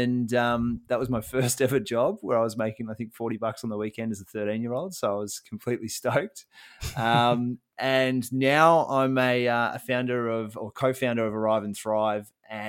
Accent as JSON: {"language": "English", "town": "Melbourne", "region": "Victoria", "country": "Australia", "tie": "born or raised there", "said": "So I was born in Melbourne, Victoria, Australia, East Melbourne to be precise. And now I still live in Australia and Victoria, but I live on the Mornington Peninsula, so down on the coast."}